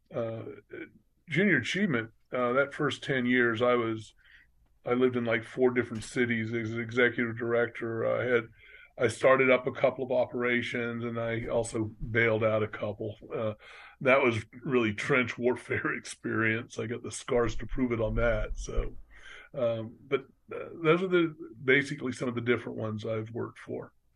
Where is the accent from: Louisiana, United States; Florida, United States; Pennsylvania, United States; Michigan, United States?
Florida, United States; Orlando; I'm one of the rare few that was actually born and raised in Orlando